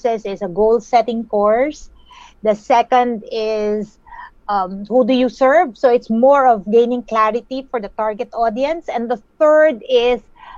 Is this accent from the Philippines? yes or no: yes; Philippines; I'm from the beautiful islands of the Philippines